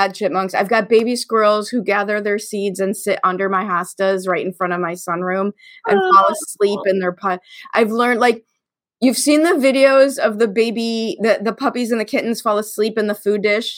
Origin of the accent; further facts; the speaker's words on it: Chicago, Illinois, United States; I grew up in Chicago in the 70s and in the 80s in the public school system